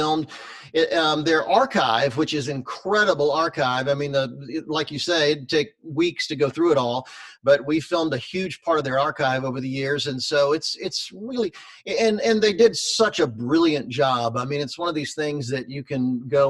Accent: Charlotte, North Carolina, United States; moved away; I grew up in North Carolina. My dad was a pastor in Charlotte, North Carolina, when I was growing up

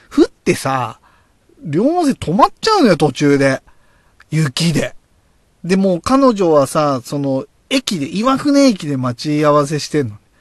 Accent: Oyama, Tochigi, Japan; born or raised there

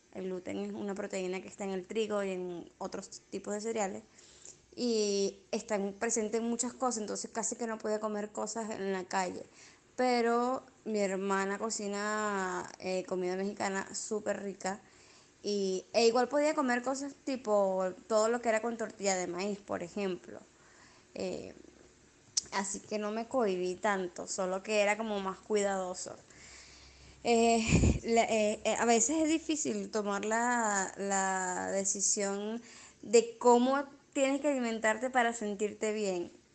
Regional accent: Venezuela; moved away; Venezuela también somos los hijos del maíz

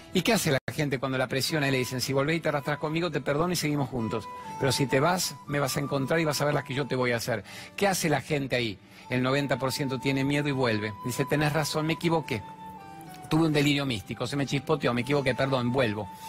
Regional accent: Buenos Aires, Argentina; moved away; Nací a ver en Buenos Aires, me mudé a la playa

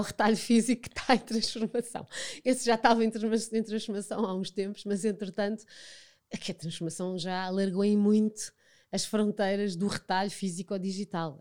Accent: Portugal; nascemos em Portugal, vivemos em Portugal, portanto, fazemos parte da cultura portuguesa

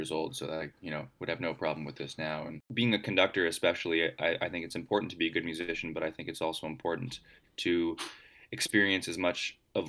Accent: Vancouver, British Columbia, Canada; I grew up in Vancouver

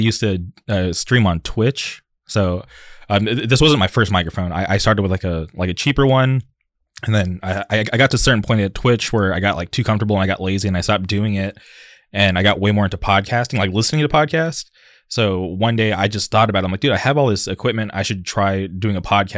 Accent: Palm Springs, California, United States; now in Orange County, United States; I grew up in the Palm Springs area

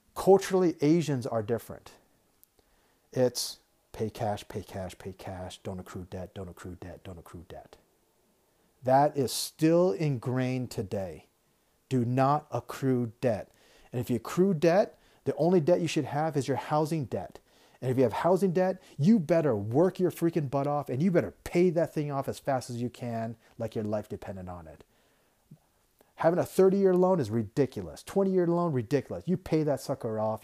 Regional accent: United States; moved away as an adult; I'm American. I love the country. I grew up in America.

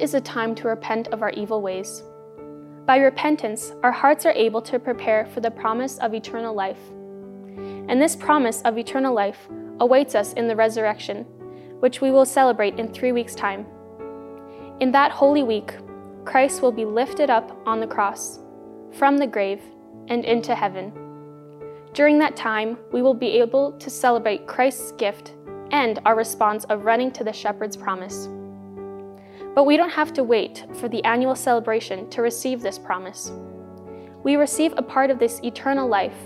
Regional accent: Grande Prairie, Alberta, Canada; moved away; I'm from Grand Prairie, Alberta

